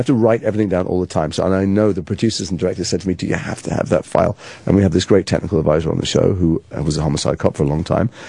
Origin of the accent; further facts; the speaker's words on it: Liverpool, North West England, United Kingdom; accent: northern; moved away; I'm from Liverpool originally, and so that was my natural accent